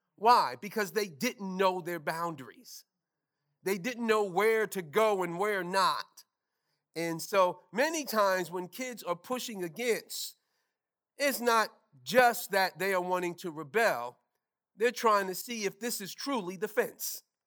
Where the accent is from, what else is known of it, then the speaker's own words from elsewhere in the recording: New York City, New York, United States; moved away; Growing up in New York